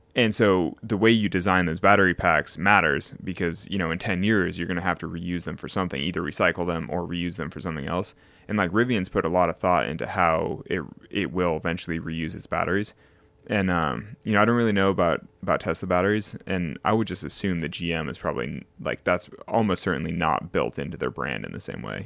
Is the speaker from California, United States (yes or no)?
yes; Sacramento, California, United States; now in Las Vegas, United States; I'm from Sacramento in California